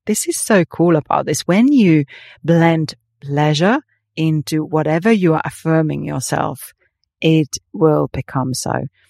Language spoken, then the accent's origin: English; Finland; moved away; growing up in Finland